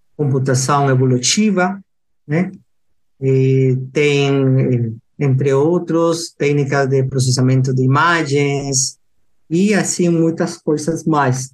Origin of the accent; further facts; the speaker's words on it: Lima, Peru; Portuguese is a second language; moved away as an adult; also born or lived in Piura, Peru; now in Jundiaí, Brazil; eu sou peruano, nasci em Lima